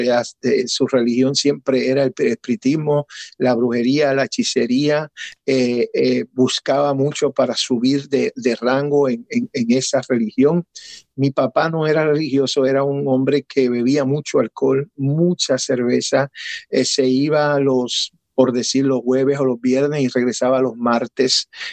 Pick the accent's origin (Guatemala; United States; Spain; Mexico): United States; Connecticut; also born or lived in Puerto Rico; now in Lake Wales, United States; Soy natural de Puerto Rico, nacido en Puerto Rico, pero criado en Estados Unidos, en eh, Connecticut, en el estado de Connecticut desde muy pequeño